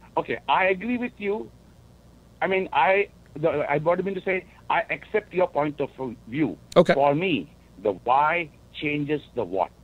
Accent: India; now in Wisconsin, United States; I grew up in India

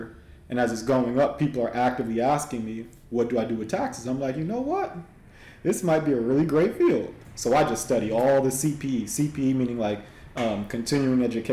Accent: Los Angeles, California, United States; moved away as an adult; also born or lived in Houston; I'm originally from Southern California, so LA is where I'm originally from

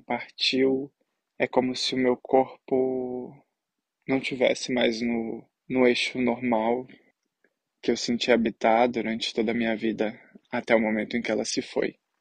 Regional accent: Belo Horizonte, Minas Gerais, Brazil; moved away as an adult; now in Angers, France; sou de Belo Horizonte, mas atualmente eu tô morando em Angers, na França

